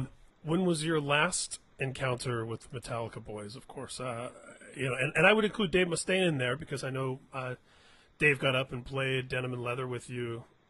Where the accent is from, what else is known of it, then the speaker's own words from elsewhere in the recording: Indiana, United States; I'm growing up in Indiana in the late 70s and early 80s